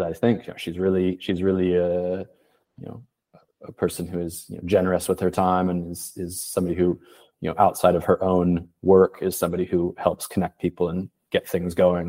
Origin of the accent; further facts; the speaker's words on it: Portland, Oregon, United States; moved away; also born or lived in Paris; I'm from Portland, Oregon. I left in 2008